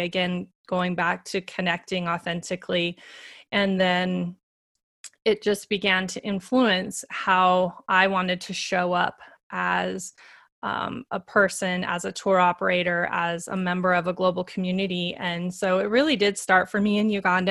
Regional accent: Montana, United States; I grew up in Montana in the United States

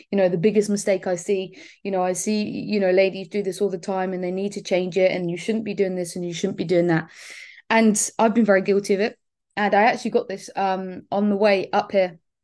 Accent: Bournemouth, South West England, United Kingdom; I am from Bournemouth, so literally the other end of the country.

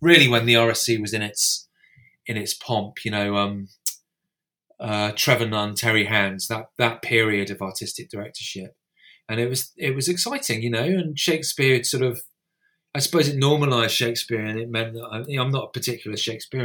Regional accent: Northumberland, North East England, United Kingdom; also born or lived in United States; I grew up in Northumberland

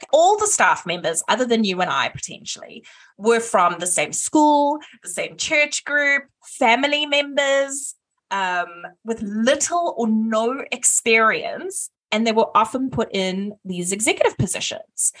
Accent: South Africa; I'm South African

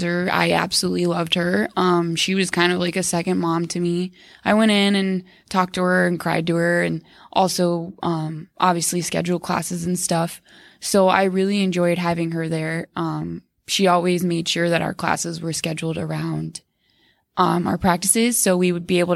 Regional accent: Arizona, United States; moved away as an adult; I'm from Arizona, so I came 1,200 miles away

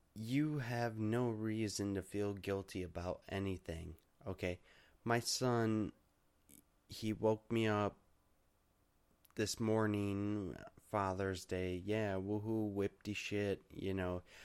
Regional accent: United States; also born or lived in Michigan; I'm an American and we don't we don't mess around like

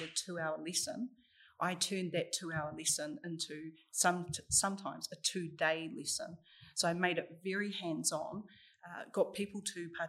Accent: Wellington, New Zealand; also born or lived in Rotorua; So I was born down here in Wellington and I moved up to Rotorua when I was 14.

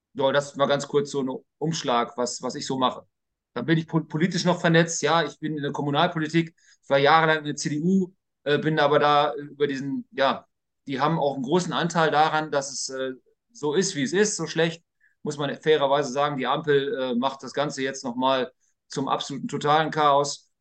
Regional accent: Lower Saxony, Germany; bei uns in Niedersachsen

